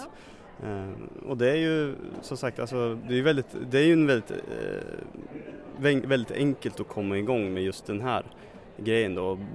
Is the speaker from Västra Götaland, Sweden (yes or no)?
no; Katrineholm, Södermanland, Sweden; Katrineholm kommer jag ifrån